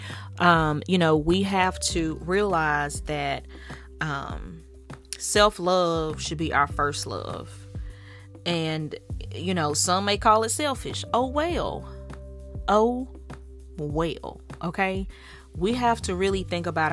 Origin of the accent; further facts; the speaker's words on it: the South, United States; accent: southern; My southern accent